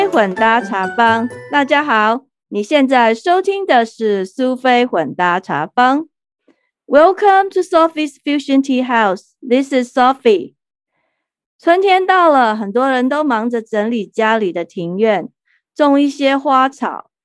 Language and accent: Chinese; Taipei, Taiwan; now in United States; 像我这种在钢筋丛林、台北市长大的人